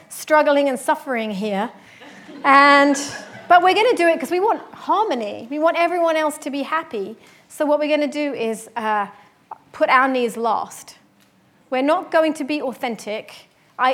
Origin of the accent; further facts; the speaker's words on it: London, United Kingdom; moved away as an adult; I'm from London, and I moved here when I was 30